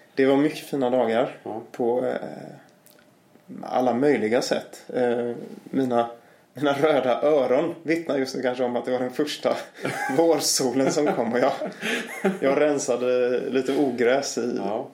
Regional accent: Gothenburg, Västra Götaland, Sweden; moved away; jag kommer ju från Göteborg

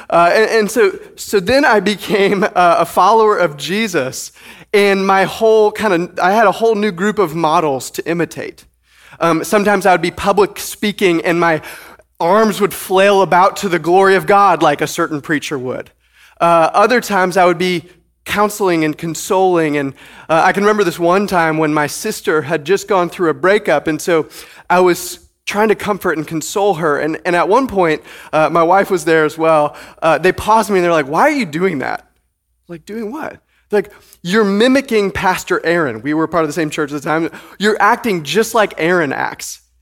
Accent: Detroit, Michigan, United States; I grew up just outside of Detroit, Michigan, and I have fond and clear memories of traipsing through snow as a child that was up to my knees.

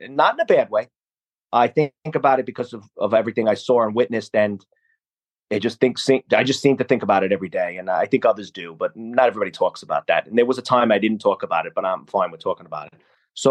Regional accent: New York City, New York, United States; I still call it the Twin Towers as a New Yorker.

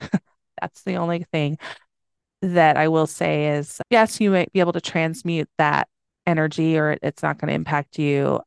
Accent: Schaumburg, Illinois, United States; I grew up in Illinois

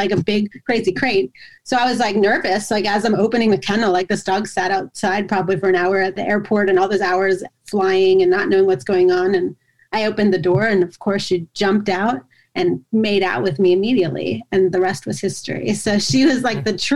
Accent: Yardley, Pennsylvania, United States; my hometown of Yardley, Pennsylvania

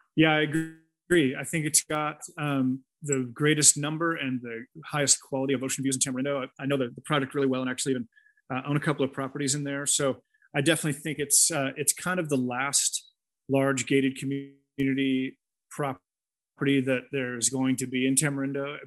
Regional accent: near San Francisco, California, United States; moved away as an adult; now in Costa Rica; I grew up uh, near San Francisco

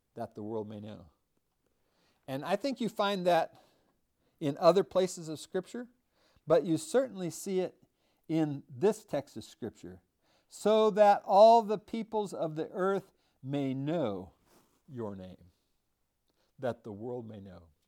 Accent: United States; I am an American

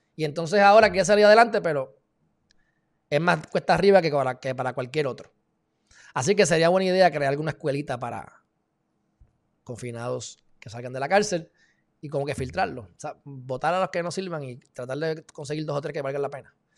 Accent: Puerto Rico

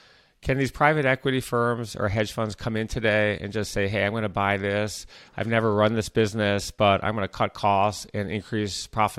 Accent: Michigan, United States; I grew up in Michigan, suburban Michigan.

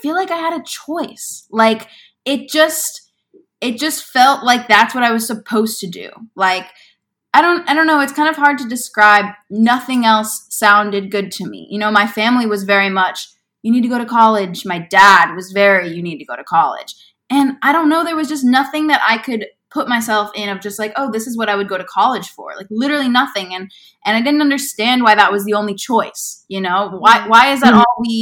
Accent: Bettendorf, Iowa, United States; moved away as an adult; also born or lived in Indianola, Iowa / Des Moines area, Iowa; now in Los Angeles, United States; I am originally from Iowa. I grew up in the Quad City area for most of my life and then moved to the Des Moines area for high school.

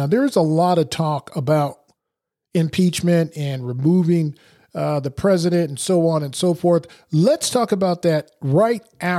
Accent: Portugal; born there; For example, I was born in Portugal. I was born on an Air Force base.

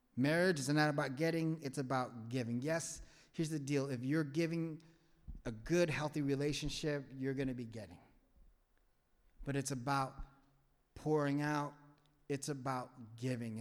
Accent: Vietnam; English is a second language; moved away; I'm from a third world country. I'm from Vietnam. I don't know your language.

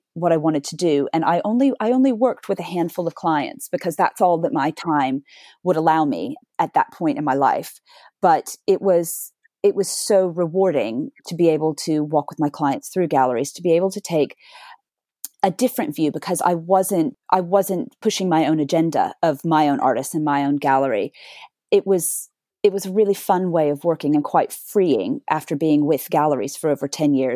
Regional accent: Dallas, Texas, United States; moved away as an adult; now in London, United Kingdom; a girl growing up in Dallas, Texas

